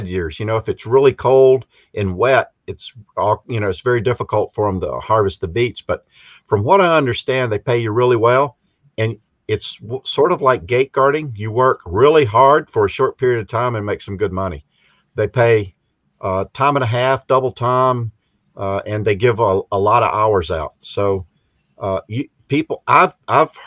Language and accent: English; South Carolina, United States; moved away as an adult; also born or lived in Pennsylvania; I'm originally from South Carolina